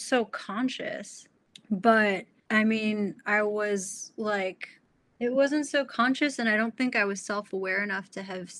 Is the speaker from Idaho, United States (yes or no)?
no; Troy, Michigan, United States; moved away as an adult; also born or lived in New York; I grew up in the Midwest